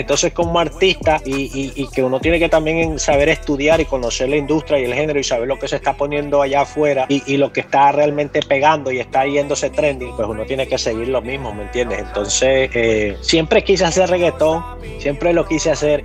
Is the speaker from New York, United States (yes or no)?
yes; New York City, New York, United States; yo soy nacido aquí, soy nacido aquí en Nueva York, yo nací aquí, me crié en las calles de Nueva York